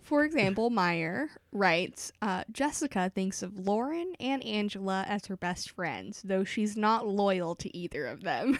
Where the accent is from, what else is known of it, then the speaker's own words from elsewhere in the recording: Texas, United States; we are both originally from the Grand Ole State, Texas.